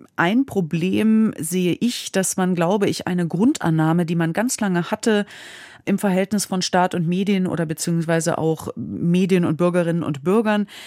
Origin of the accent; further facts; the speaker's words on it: Hesse, Germany; das ist mein Heimatbundesland.